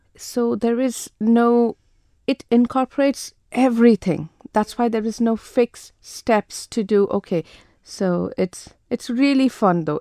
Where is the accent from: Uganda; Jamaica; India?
India; moved away as an adult; also born or lived in Jersey; born and brought up in India